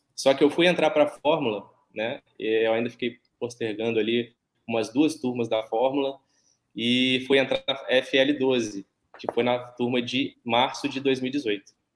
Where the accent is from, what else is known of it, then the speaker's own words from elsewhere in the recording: Barra Mansa, Rio de Janeiro, Brazil; Eu sou de, de Barra Mansa, no, no sul do estado do Rio